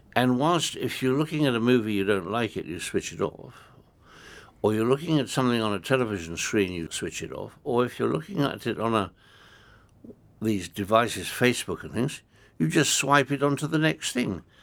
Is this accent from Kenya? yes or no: yes; Kenya; I come from Africa. I come from a country that has got uh, a number of different religions